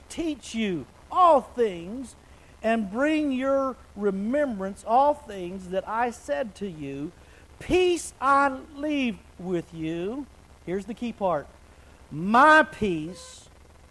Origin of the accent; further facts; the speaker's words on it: Wichita Falls, Texas, United States; now in Oklahoma, United States; I was raised in Wichita Falls, which is just west of here